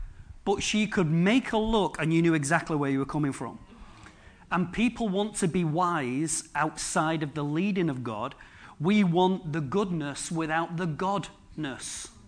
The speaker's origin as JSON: {"language": "English", "town": "Droylsden", "region": "North West England", "country": "United Kingdom", "tie": "born there", "said": "I was born in Drawlsden. What did I get for my legacy? What did I get? Wilkinson's and a big Tesco."}